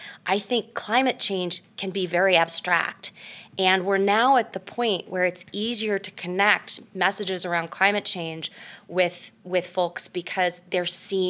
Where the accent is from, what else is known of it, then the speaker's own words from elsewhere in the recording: California, United States; Mostly in California, but my dad was in the Navy, so you know, I bounced around.